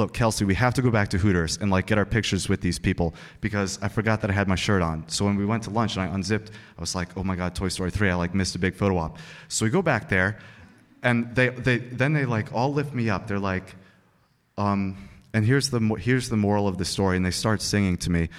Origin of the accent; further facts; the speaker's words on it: Uxbridge, Massachusetts, United States; now in Madison, United States; my hometown in Uxbridge, Massachusetts